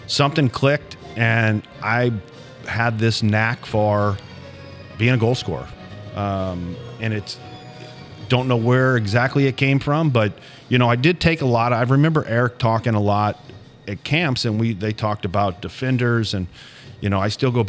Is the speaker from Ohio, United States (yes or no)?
no; St. Jerome's Parish, St. Louis area, Missouri, United States; growing up in St. Jerome's Parish